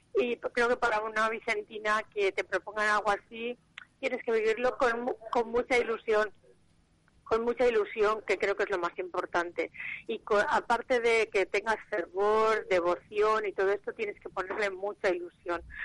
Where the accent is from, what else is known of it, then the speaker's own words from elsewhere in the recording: Valencia, Valencian Community, Spain; me considero una mujer valenciana a la que le gustan todas las fiestas que hacen en la ciudad